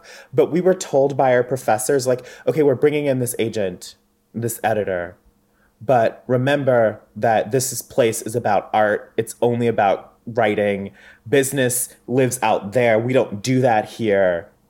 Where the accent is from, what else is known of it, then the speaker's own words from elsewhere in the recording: the South, United States; I'm from the South.